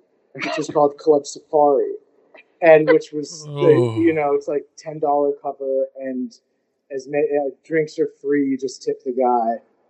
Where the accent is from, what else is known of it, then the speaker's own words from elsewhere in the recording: San Francisco, California, United States; now in Brooklyn, United States; I grew up in San Francisco, a small city in the Central Bay area.